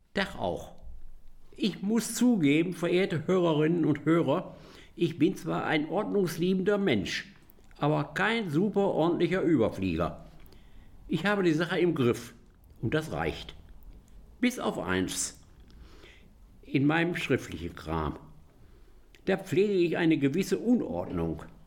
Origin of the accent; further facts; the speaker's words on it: Gütersloh, North Rhine-Westphalia, Germany; meiner Heimatstadt Gütersloh